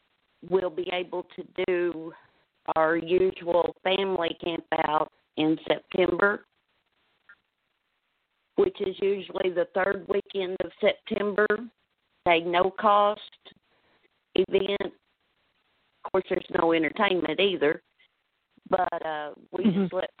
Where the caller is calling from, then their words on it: Northeast Arkansas, United States; I'm calling from Northeast Arkansas